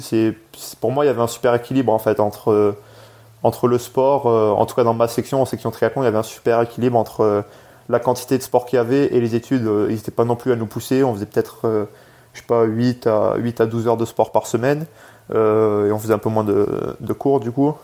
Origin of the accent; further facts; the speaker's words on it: France; also born or lived in England; je suis né en Angleterre de base. mes deux parents, en fait, sont venus en France quand j'avais 3 ans